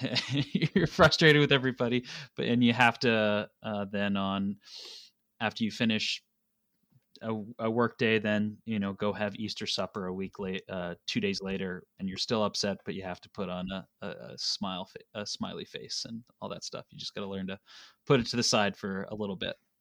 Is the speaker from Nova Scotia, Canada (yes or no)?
yes; Nova Scotia, Canada; moved away as an adult; now in Kitchener, Canada; I grew up in Nova Scotia, um, in a family business